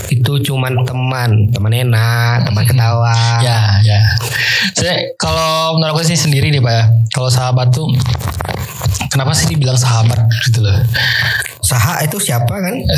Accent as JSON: {"language": "Indonesian", "town": "Pekanbaru", "region": "Riau", "country": "Indonesia", "tie": "born or raised there", "said": "saya asli kota Pekanbaru kalau bilang kampung nggak punya lahir Pekanbaru ada Pekanbaru"}